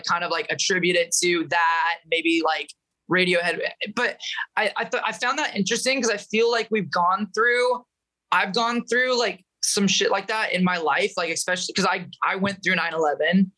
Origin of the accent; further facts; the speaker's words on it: Medford, Oregon, United States; also born or lived in Michigan; that's where I was kind of born and raised